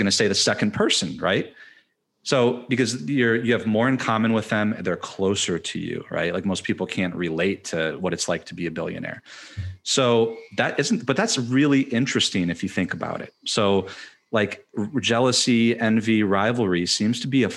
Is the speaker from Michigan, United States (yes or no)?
yes; Michigan, United States; I'm from Michigan.